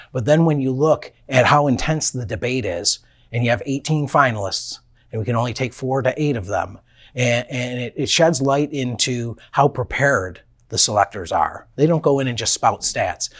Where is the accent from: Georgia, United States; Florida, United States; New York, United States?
New York, United States; Buffalo; growing up in Buffalo, a smaller market where you lived and breathed by it